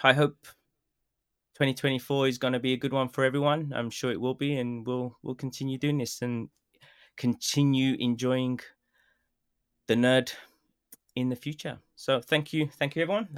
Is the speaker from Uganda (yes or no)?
no; Birmingham, West Midlands, United Kingdom; accent: Birmingham; now in Japan; my Birmingham accent